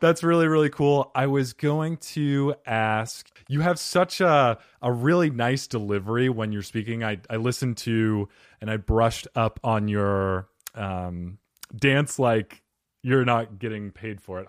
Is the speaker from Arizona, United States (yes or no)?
yes; Arizona, United States; When I grew up here in Arizona